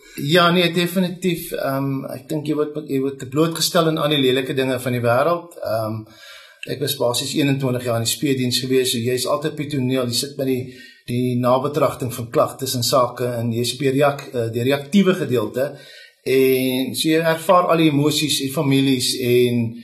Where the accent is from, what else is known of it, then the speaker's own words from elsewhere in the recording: Bellville, Western Cape, South Africa; moved away as an adult; now in Beaufort West, South Africa; ek het groot geword in Oakdale Belwel